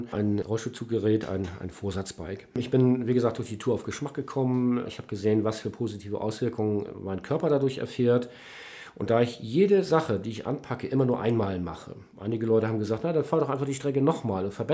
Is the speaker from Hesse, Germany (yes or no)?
no; Kappeln, Schleswig-Holstein, Germany; liegt die Stadt Kappeln, meine alte Heimat. Da möchte ich hin.